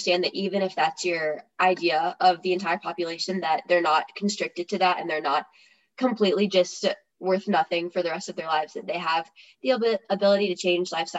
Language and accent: English; Summerfield, North Carolina, United States; I'm from Summerfield, North Carolina, which is like a rural, more country sector of Greensboro.